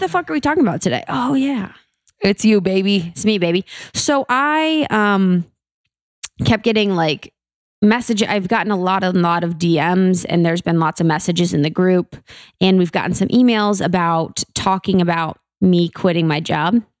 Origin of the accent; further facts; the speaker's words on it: Mason, Ohio, United States; I'm from Ohio, the Buckeye State, O H I O, uh, beautiful Ohio, um, right outside Cincinnati. It's called Mason